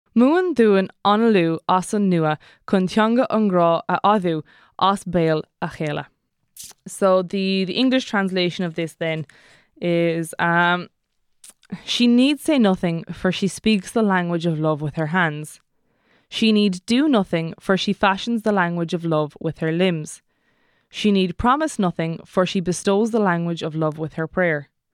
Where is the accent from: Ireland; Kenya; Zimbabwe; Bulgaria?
Ireland; Kerry, Munster; I'm from Kerry